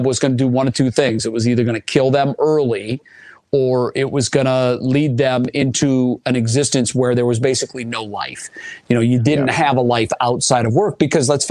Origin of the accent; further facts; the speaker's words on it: Cleveland, Ohio, United States; moved away as an adult; I wanted to come to my hometown